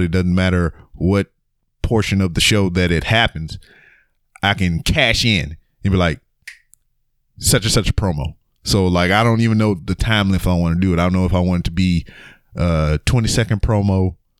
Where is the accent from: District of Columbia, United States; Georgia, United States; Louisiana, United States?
Louisiana, United States; Lake Charles; I'm from Lake Charles, Louisiana